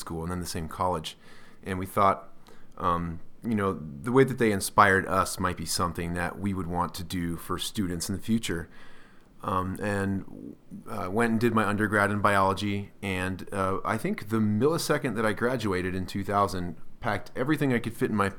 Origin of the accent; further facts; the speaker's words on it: New Jersey, United States; I'm actually East Coast. I was born and raised in New Jersey